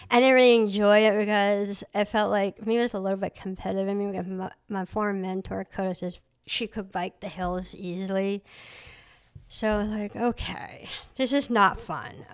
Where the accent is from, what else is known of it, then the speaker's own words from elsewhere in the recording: Surry, Maine, United States; also born or lived in Cambodia / Boston; I grew up in Surrey, Maine.